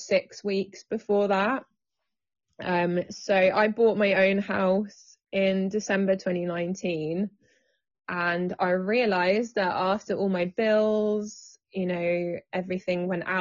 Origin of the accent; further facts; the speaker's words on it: England, United Kingdom; I've always lived in the UK, born here. I have English parents, unfortunately, which is really boring.